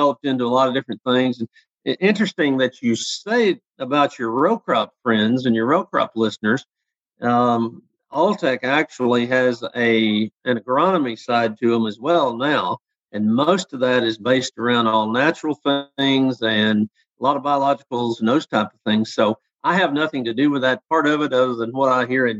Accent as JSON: {"language": "English", "town": "Paragould", "region": "Arkansas", "country": "United States", "tie": "born or raised there", "moved": "yes", "lives_now": "Missouri, United States", "said": "I grew up in Paragould, Arkansas, or outside of Paragould, Arkansas"}